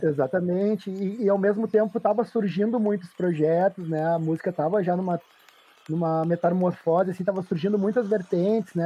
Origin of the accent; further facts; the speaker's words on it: Porto Alegre, Rio Grande do Sul, Brazil; Sou de Porto Alegre, Rio Grande do uhum. Sul. Sempre morei, morei na capital